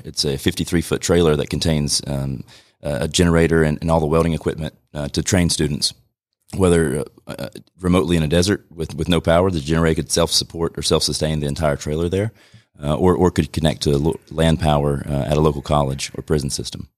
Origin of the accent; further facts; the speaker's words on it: Rome, Georgia, United States; born and raised here in Rome.